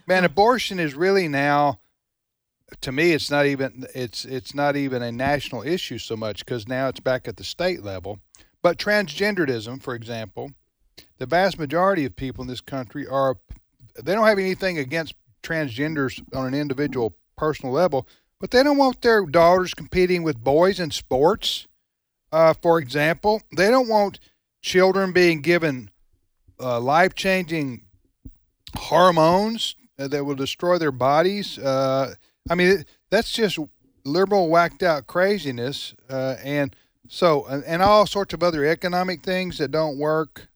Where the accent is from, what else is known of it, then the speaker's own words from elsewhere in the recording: United States; we as American citizens